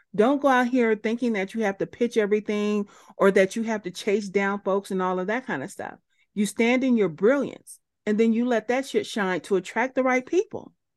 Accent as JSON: {"language": "English", "country": "United States", "said": "as an American person"}